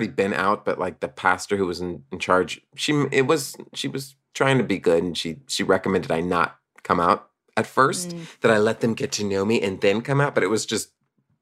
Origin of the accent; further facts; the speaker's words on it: San Antonio, Texas, United States; I grew up in Texas